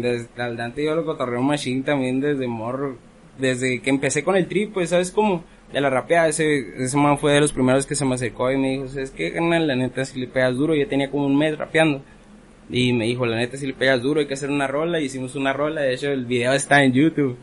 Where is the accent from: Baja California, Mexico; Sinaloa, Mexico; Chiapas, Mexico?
Baja California, Mexico; Ensenada; Yo crecí aquí en Ensenada